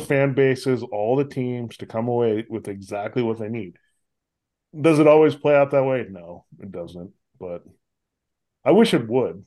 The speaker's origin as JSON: {"language": "English", "town": "St. Louis", "region": "Missouri", "country": "United States", "tie": "born or raised there", "said": "I grew up in Saint Louis"}